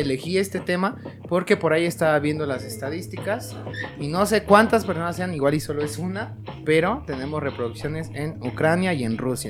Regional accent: Mexico

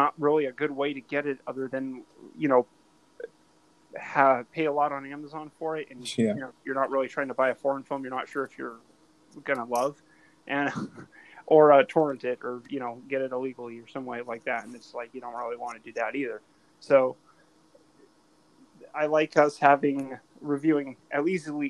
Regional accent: Arizona, United States; also born or lived in Southern California; I grew up more in Arizona than in California when we think about most of my life.

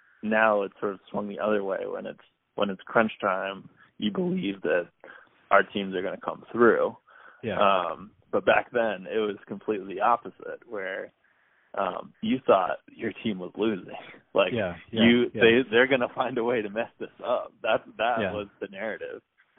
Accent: New England, United States; So growing up in New England, you are born, if you're born in New England, you're a Red Sox fan.

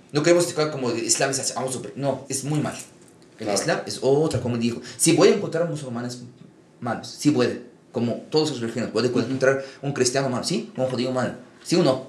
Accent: Egypt; moved away as an adult; now in Mexico; yo nací en Egipto, aquí yo vivo en América Latina 7, 8 años

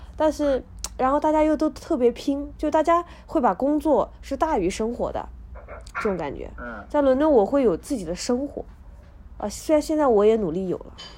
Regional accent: inland China, China; moved away as an adult; also born or lived in Leeds, United Kingdom / London, United Kingdom; 我这个人是内陆长大的

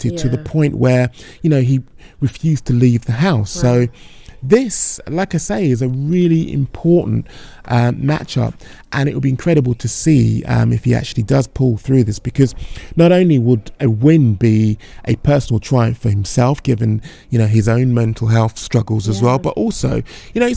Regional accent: United Kingdom; as a Brit

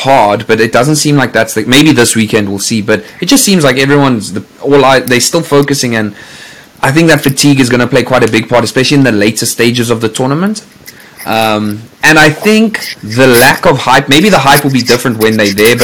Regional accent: South Africa; we are all South African

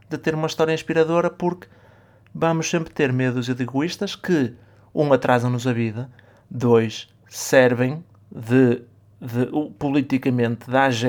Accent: Portugal; moved away; Mas eu acho que até foi mais do que isso eu acho que foi por como viemos de Portugal

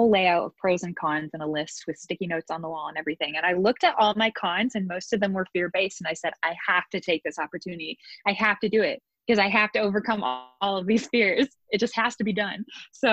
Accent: Nebraska, United States; moved away as an adult; now in Washington, D.C., United States; I'm from Nebraska. We're supposed to be so nice over there

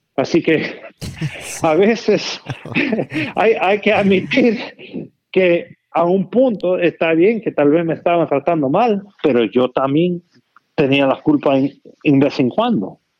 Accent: Damascus, Maryland, United States; Spanish is a second language; yo me creí con mi hermano en Damascus

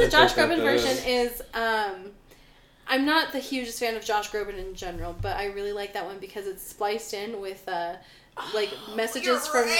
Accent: California, United States; moved away as an adult; now in Utah, United States; I grew up in California, I live in Utah now. I moved here, like, over 10 years ago, like, 12 years ago.

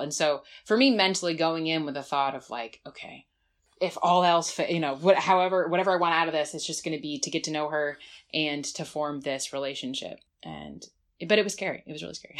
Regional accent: New Jersey, United States; also born or lived in Bismarck; now in Washington, D.C., United States; I grew up in New Jersey

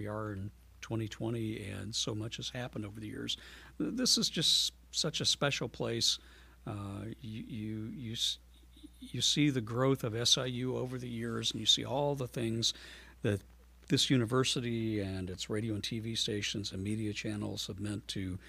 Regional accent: Metropolis, Illinois, United States; I started out as a DJ in my hometown of Metropolis

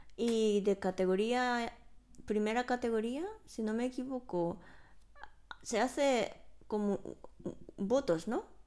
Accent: Japan; Spanish is a second language; now in Spain; siendo una japonesa

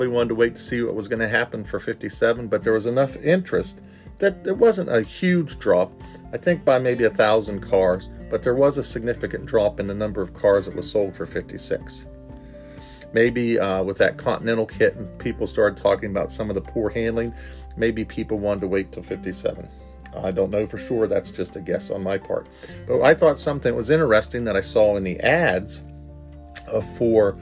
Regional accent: Parkersburg, West Virginia, United States; Growing up in Parkersburg, West Virginia, I lived by a big rayon manufacturing plant.

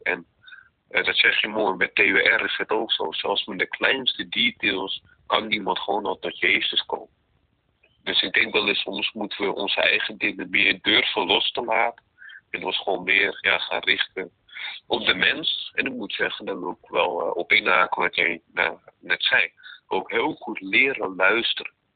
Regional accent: Netherlands; also born or lived in Romania; Ik ben namelijk geadopteerd, ik kom uit Roemenië. Eh, vanuit het jaar 88, geadopteerd toen ik dus twee jaar jong was. kwam ik in Nederland

